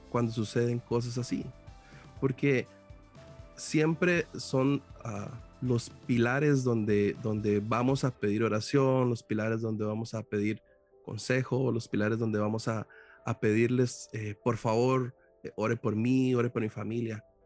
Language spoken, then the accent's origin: Spanish; Costa Rica; yo soy costarricense